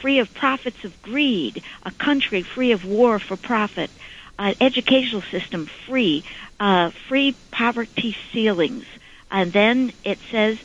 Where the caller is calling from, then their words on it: Suffolk County, New York, United States; I'm calling from Suffolk County.